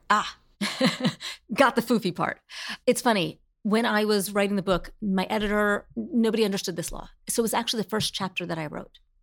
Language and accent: English; New Jersey, United States; I grew up in Jersey on a hill.